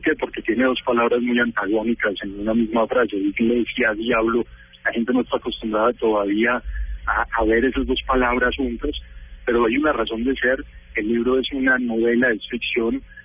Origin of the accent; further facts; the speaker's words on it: Pereira, Risaralda, Colombia; moved away as an adult; also born or lived in Texas, United States; now in United States; Yo soy pereirano